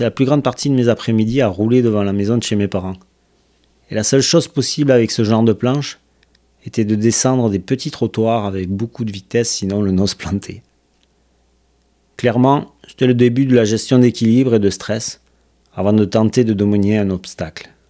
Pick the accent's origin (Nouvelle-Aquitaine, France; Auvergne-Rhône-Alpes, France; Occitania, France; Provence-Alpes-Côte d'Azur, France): Occitania, France; Toulouse; now in Quebec, Canada; Je suis originaire de Toulouse, dans le sud de la France, et je vis au Québec depuis plus de deux ans maintenant.